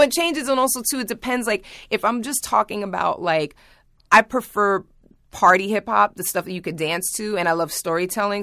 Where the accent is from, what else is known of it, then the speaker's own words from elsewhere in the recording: New York, United States; I grew up in Manhattan